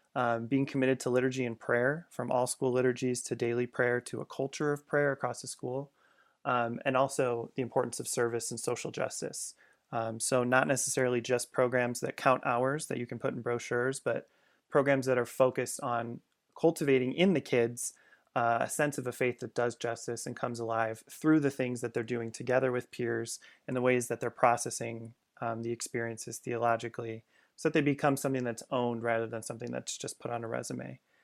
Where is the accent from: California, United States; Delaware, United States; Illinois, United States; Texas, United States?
Illinois, United States; Chicago suburbs; I grew up in the Chicago suburbs